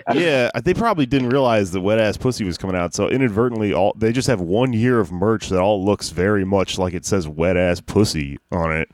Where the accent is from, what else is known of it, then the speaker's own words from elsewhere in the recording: the South, United States; I'm from the South